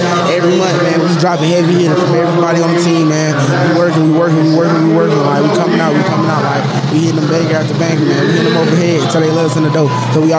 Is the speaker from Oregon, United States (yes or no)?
no; Atlanta, Georgia, United States; Well, shit, man, I'm from Atlanta, so